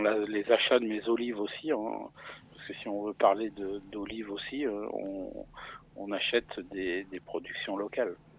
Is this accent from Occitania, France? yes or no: no; Bormes-les-Mimosas, Provence-Alpes-Côte d'Azur, France; je suis issu d'un d'un petit village qui s'appelle Bormes-les-Mimosas, dans le Var. Donc je suis un provençal et je le revendique